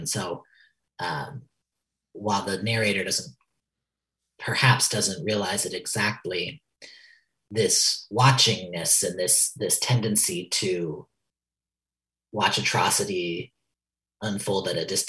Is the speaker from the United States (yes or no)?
yes; New York, United States; that story taking place in kind of a facsimile of my hometown in a very rural part of upstate New York